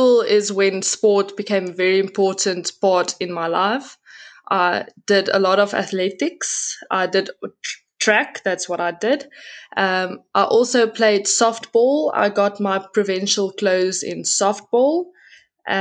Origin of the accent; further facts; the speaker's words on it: Pretoria, Gauteng, South Africa; also born or lived in Brits; I was born and raised in Pretoria. My whole life, I've been there